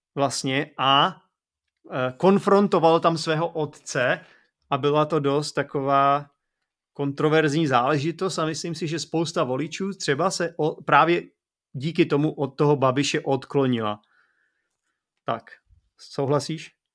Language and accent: Czech; Czechia; protože jsem Čech